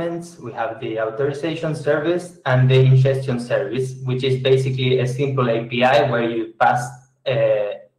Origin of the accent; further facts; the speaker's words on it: Argentina; I'm from Argentina.